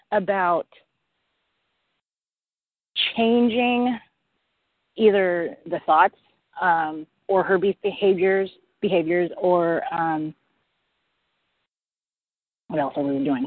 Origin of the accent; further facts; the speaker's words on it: Portland, Oregon, United States; I'm from Portland, Oregon